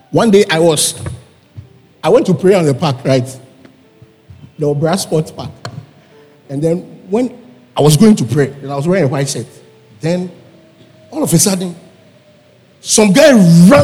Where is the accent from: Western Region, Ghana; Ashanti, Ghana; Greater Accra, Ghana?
Greater Accra, Ghana; Accra; I was born in Circle.